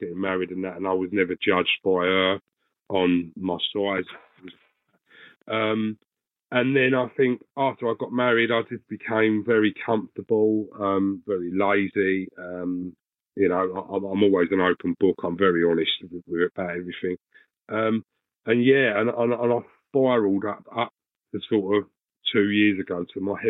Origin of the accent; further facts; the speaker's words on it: Essex, East of England, United Kingdom; now in Swanley, United Kingdom; I'm currently living in Swanley, Kent. I'm originally from Essex